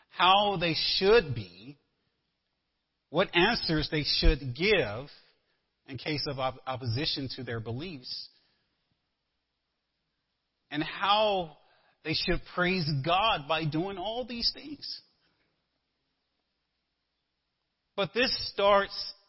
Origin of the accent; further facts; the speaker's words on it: the South, United States; moved away; I'm a Southerner